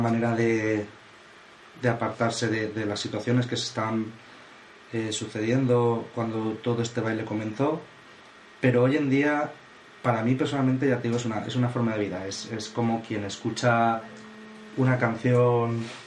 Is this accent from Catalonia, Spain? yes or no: no; Valencia, Valencian Community, Spain; somos de Valencia